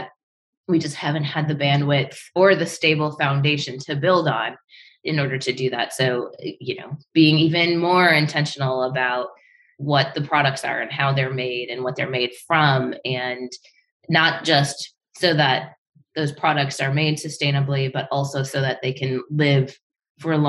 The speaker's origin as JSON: {"language": "English", "town": "Detroit", "region": "Michigan", "country": "United States", "tie": "born or raised there", "said": "growing up in Michigan"}